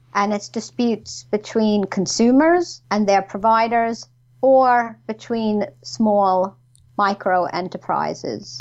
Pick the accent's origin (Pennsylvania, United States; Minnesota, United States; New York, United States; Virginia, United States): New York, United States; moved away as an adult; now in United Kingdom; originally, I was um, from New York, mm-hmm. as you can probably tell by my accent.